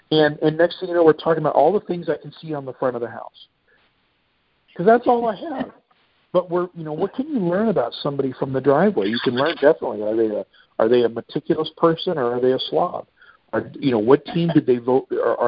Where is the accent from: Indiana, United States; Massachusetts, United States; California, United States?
Massachusetts, United States; Boston; now in Seattle, United States; "Well, you know, I grew up in Boston." "Okay, well then you're a legitimate Patriot."